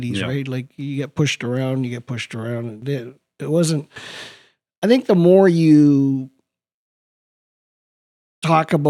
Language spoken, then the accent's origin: English; Vancouver, British Columbia, Canada; born or raised there; English is a second language; also born or lived in Spain